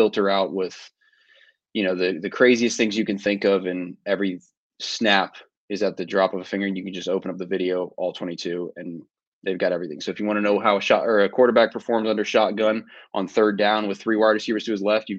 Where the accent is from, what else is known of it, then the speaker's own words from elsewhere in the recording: Northern Virginia, United States; I was born and raised in Northern Virginia. So I've been here my entire life